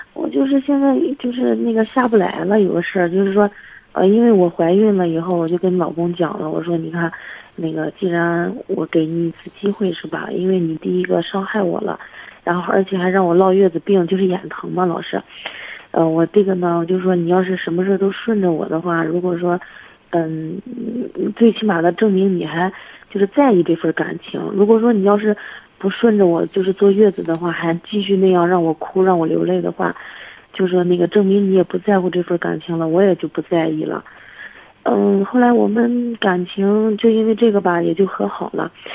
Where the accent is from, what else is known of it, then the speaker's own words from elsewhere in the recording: Hebei, China; 我河北的